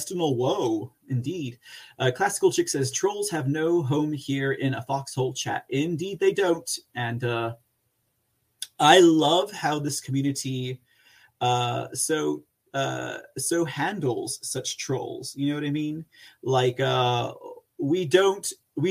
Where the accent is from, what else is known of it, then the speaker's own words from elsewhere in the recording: Texas, United States; I'm from Texas